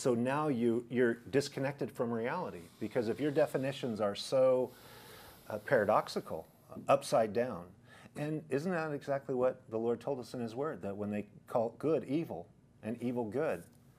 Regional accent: Idaho, United States; Plus, I came from Idaho, which is a conservative area where people are rational, logical

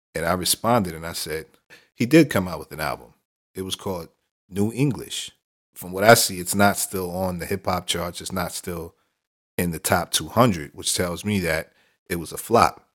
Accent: New York City, New York, United States; my hometown, Brooklyn

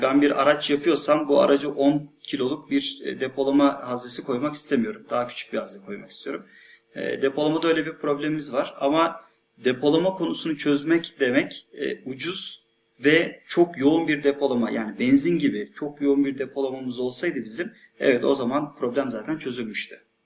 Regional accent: Thrace, Turkey; benim memleketim olan Trakya

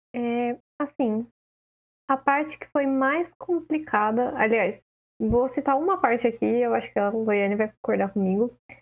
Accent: interior of São Paulo, Brazil; eu sou do interior de São Paulo

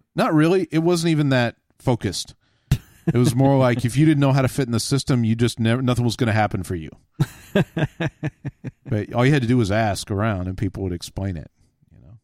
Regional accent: Texas, United States; I grew up in Texas

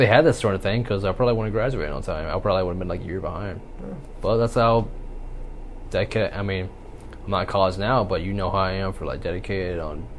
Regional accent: Spring Hill, Tennessee, United States; also born or lived in Murfreesboro, Tennessee; from second to seventh grade, we all of a sudden we moved from Spring Hill. We went to Murfreesboro, which is like 30 miles to an hour outside of Spring Hill.

